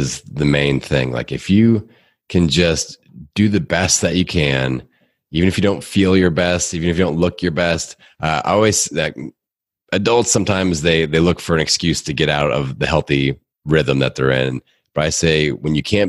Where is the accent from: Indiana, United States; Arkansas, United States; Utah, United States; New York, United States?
Indiana, United States; Bloomington; always lived in my hometown here in Bloomington, Indiana